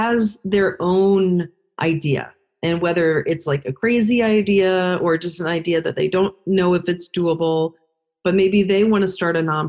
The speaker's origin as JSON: {"language": "English", "region": "Louisiana", "country": "United States", "said": "we're both from Louisiana"}